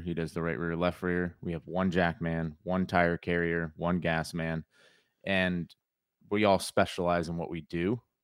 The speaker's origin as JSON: {"language": "English", "region": "Connecticut", "country": "United States", "tie": "born or raised there", "moved": "as an adult", "lives_now": "North Carolina, United States", "said": "I grew up in Connecticut."}